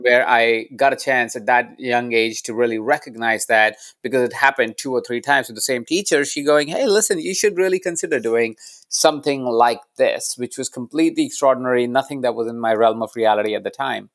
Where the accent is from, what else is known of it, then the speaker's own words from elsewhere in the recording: Jaipur, Rajasthan, India; moved away; I was born in India. I was born in a small town called Jaipur.